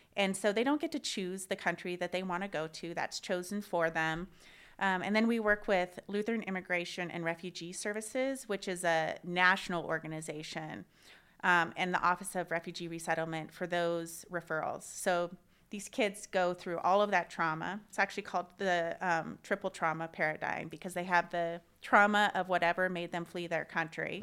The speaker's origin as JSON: {"language": "English", "town": "Missoula", "region": "Montana", "country": "United States", "tie": "born or raised there", "also_born_or_lived": "Oregon", "moved": "as an adult", "lives_now": "Spokane, United States", "said": "I grew up in Missoula, Montana, and I studied psychology there"}